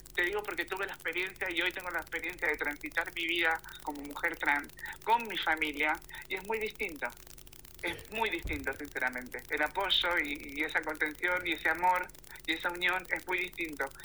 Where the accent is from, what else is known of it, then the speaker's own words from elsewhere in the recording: Acasuso, Buenos Aires, Argentina; moved away as an adult; now in Italy; yo nací en Buenos Aires, en Acasuso, en la parte de zona norte